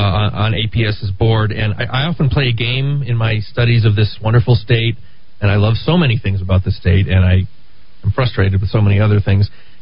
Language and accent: English; Connecticut, United States; now in New Mexico, United States; my home state of Connecticut